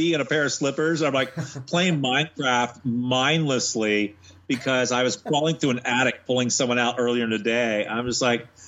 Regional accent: Monterey, California, United States; moved away as an adult; now in Atlanta, United States; I went to San Jose State in California, where I'm from Monterey.

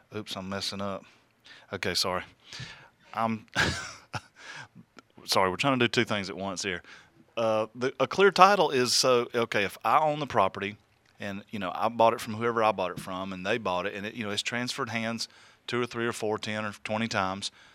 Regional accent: the South, United States; I am from the South

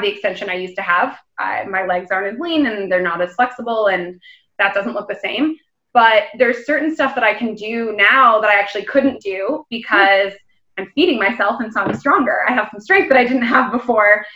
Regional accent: Florida, United States; moved away as an adult; also born or lived in New York / Denver; now in London, United Kingdom; I grew up in Florida and I moved to New York for college

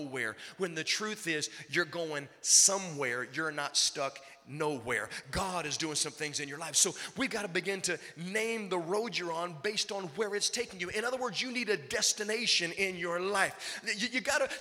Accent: Virginia, United States; I grew up in Virginia

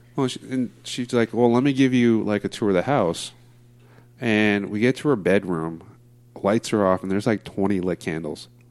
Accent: Diamond Bar, California, United States; now in Placentia, United States; I grew up uh, Diamond Bar for most of my life

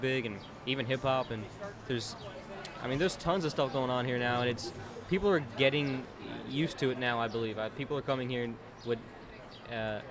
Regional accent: Orlando, Florida, United States; now in Nashville, United States; I'm from Orlando

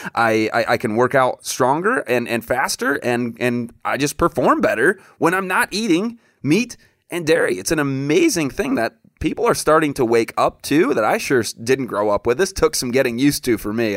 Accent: Michigan, United States; Chad and I grew up together in Michigan

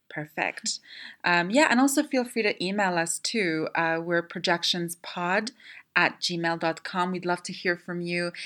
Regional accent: Canada; moved away; I'm Canadian, and so f- eh, growing up there wasn't that kind of uh, taboo around the film in Canada

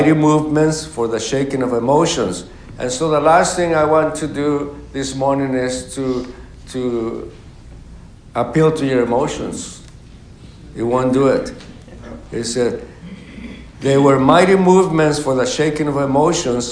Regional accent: Mexico; moved away; also born or lived in Mexico City; my hometown is 1,600 miles from Mexico City

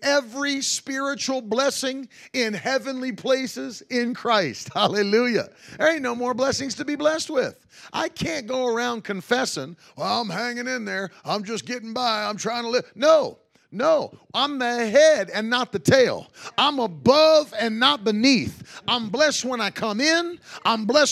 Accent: West Virginia, United States; moved away; growing up in West Virginia

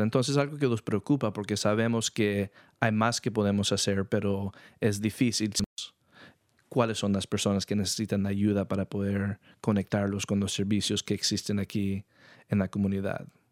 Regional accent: San Rafael, California, United States; also born or lived in New York; yo nací en Nueva York, nos movimos aquí a California, a San Rafael, cuando yo tenía dos años

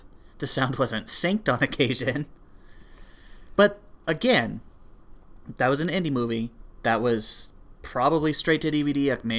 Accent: Canada; we are Canadian.

